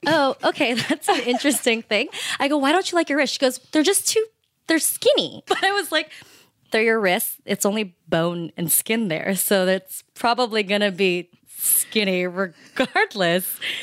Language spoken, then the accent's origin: English; United States; I'm Filipino American, first generation born here